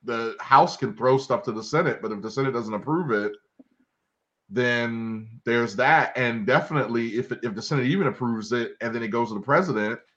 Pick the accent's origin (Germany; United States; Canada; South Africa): United States; Baltimore, Maryland; growing up in Baltimore, having spent time down at Lexington Market